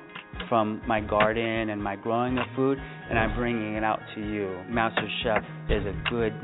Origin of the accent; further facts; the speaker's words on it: Palm Springs, California, United States; I am from Palm Springs, and I am an urban gardener.